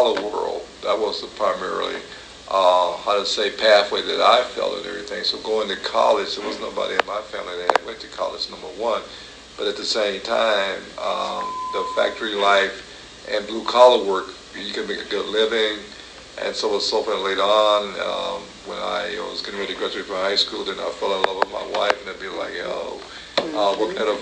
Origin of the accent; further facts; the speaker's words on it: Albion, United States; also born or lived in Fayetteville, Tennessee; I came to Albion when I was four years of age.